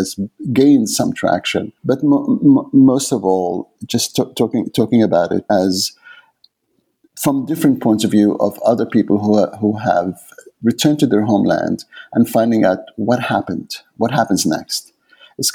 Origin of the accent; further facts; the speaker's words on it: Aden, Yemen; first language Arabic; English is a second language; moved away as an adult; also born or lived in England; now in Canada; Yemen, where I was born in Aden